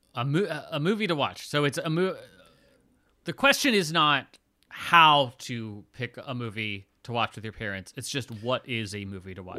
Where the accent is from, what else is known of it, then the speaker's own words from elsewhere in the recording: Lithia Springs, Georgia, United States; I was born in, uh, Lithia Springs, Georgia